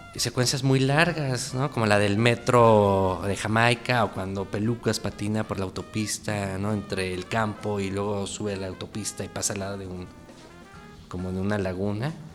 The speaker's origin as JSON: {"language": "Spanish", "town": "Texcoco", "region": "State of Mexico", "country": "Mexico", "tie": "born or raised there", "said": "Yo crecí en Texcoco, en el Estado de México"}